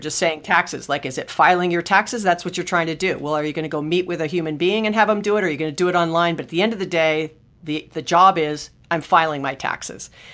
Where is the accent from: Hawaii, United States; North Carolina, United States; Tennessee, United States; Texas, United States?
Hawaii, United States; moved away; I was born and raised in Hawaii